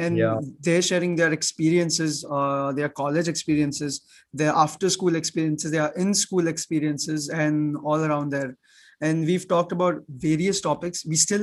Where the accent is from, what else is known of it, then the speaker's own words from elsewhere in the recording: Muscat, Oman; also born or lived in India; me and Abhinav, we are from Muscat, Oman. People who don't know where Oman is, that's in the Middle East. It's in Asia also. But we come from a very diverse background.